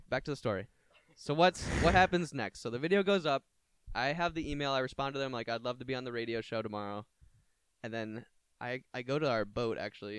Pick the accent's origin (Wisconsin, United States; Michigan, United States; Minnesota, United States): Michigan, United States; Brighton; A lot of kids from my hometown, Brighton